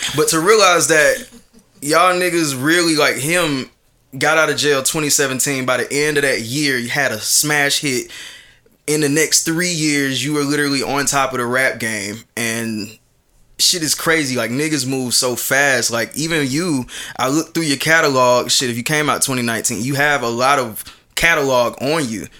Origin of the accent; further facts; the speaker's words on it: Atlanta, Georgia, United States; I'm from Atlanta